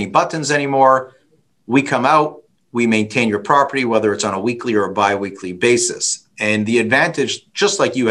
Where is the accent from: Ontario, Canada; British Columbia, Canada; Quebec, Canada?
Ontario, Canada; Toronto; I'm from Toronto